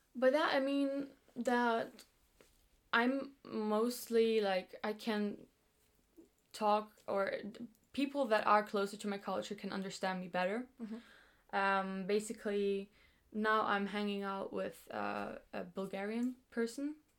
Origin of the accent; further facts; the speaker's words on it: Greece; moved away as an adult; now in Brighton, United Kingdom; I grew up in Greece